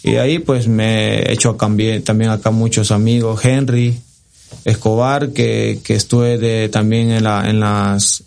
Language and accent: Spanish; Santa Tecla, La Libertad, El Salvador; por mi ciudad y por, por donde yo nací, por toda la gente que me ha visto crecer, soy del Santa Tecla